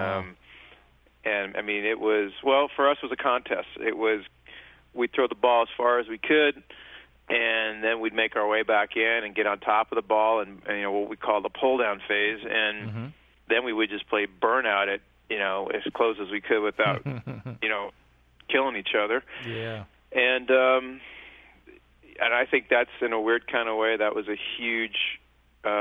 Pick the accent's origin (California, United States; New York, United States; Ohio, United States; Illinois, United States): California, United States; Los Angeles; I grew up in Northridge